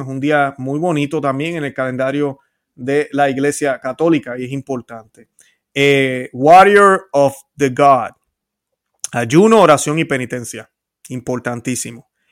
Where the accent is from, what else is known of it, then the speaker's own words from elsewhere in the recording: Puerto Rico; Yo soy puertorriqueño